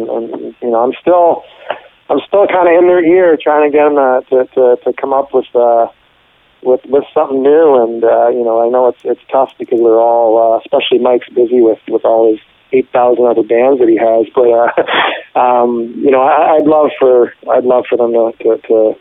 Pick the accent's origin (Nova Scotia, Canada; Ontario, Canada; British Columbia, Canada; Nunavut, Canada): Ontario, Canada; Ottawa; now in San Francisco, United States; I grew up in Ottawa